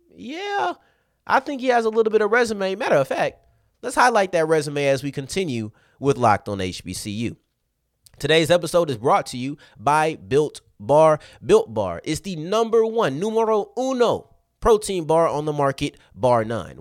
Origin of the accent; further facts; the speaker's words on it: Arlington, Texas, United States; I'm from Arlington